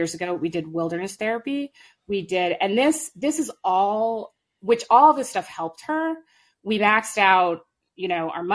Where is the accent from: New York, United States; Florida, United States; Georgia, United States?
New York, United States; New York City; now in Marblehead, United States; I'm like from Park Slope and now I live in Marblehead